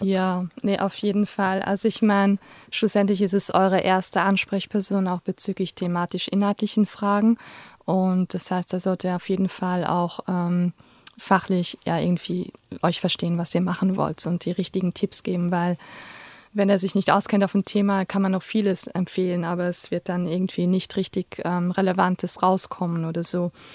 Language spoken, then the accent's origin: German; Luxembourg; moved away as an adult; also born or lived in Vienna, Austria; now in Switzerland; ich komme ursprünglich aus Luxemburg und habe in Wien Soziologie studiert und bin vor zwölf Jahren in die Schweiz gekommen